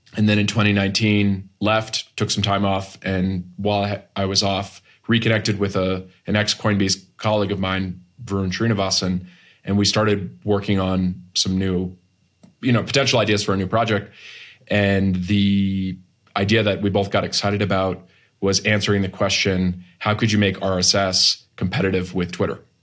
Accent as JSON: {"language": "English", "region": "Massachusetts", "country": "United States", "tie": "born or raised there", "also_born_or_lived": "Boston / Silicon Valley", "moved": "as an adult", "said": "I grew up in Massachusetts, went to school on the East Coast, worked in Boston for a few years and then moved to Silicon Valley in twenty thirteen"}